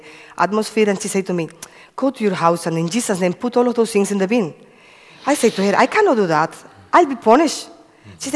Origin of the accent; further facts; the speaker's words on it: Cuba; moved away; I come from Cuba. I have five brothers and one sister. I used to live in a farm, no electricity, and a lovely childhood